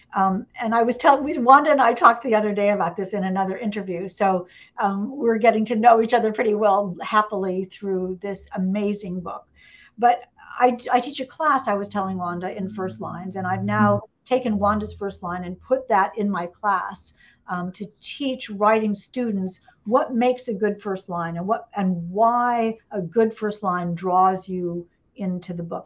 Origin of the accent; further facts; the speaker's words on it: Indiana, United States; moved away; also born or lived in Atlanta, Georgia; I'm originally from Indiana